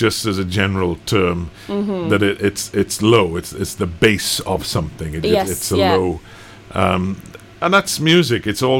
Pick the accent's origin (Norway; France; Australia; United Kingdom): United Kingdom; Cardiff, Wales; first language English; also born or lived in Newport; I'm from Cardiff originally, I went to the first ever Welsh-speaking...